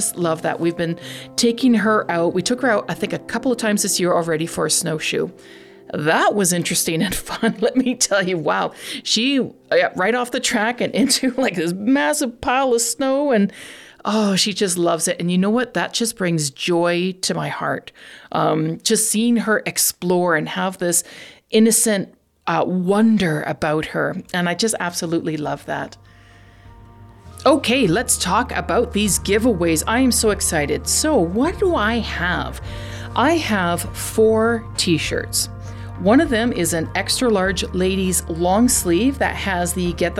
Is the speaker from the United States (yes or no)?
no; Canada; I'm Canadian